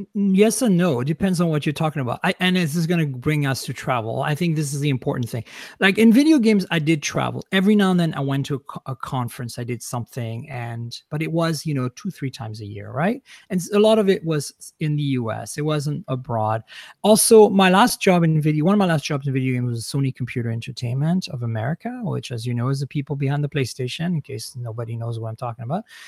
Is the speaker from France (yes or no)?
yes; Grasse, Provence-Alpes-Côte d'Azur, France; moved away as an adult; also born or lived in London, Ontario, Canada / Vancouver, British Columbia, Canada; now in United States; I was born and raised in France. I left when I was in, I, right after high school, basically, to move to Canada